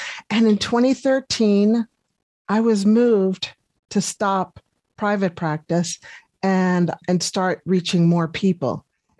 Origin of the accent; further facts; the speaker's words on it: Colorado, United States; moved away as an adult; now in New Zealand; No, I left in 2000 from America in Colorado. It was just time for a change.